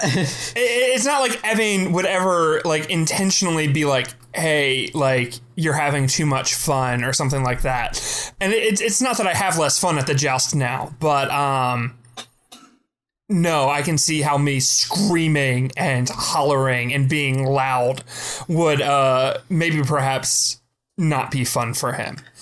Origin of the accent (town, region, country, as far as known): Pennsylvania, United States; born or raised there